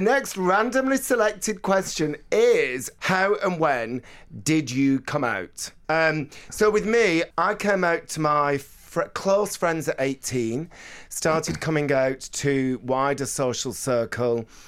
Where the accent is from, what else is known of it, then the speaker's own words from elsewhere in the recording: Bolton, North West England, United Kingdom; moved away; when I was growing up in Bolton in the eighties